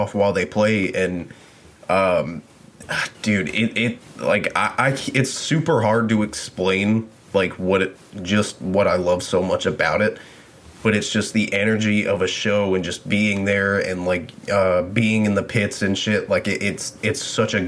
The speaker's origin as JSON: {"language": "English", "region": "the South", "country": "United States", "tie": "born or raised there", "said": "I grew up in the South. I'm from the South"}